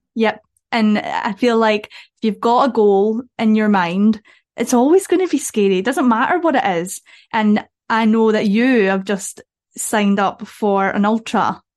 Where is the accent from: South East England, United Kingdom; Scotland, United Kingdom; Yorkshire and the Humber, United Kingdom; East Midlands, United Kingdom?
Scotland, United Kingdom; Dumfries; I'm from Dumfries, we have a park run in Dumfries.